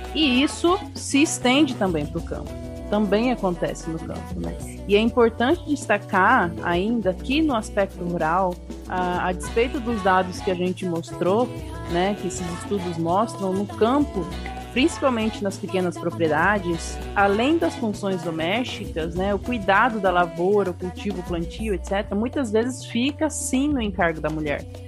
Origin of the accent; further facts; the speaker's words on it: Paraguay; eu sou paraguaia do Paraguai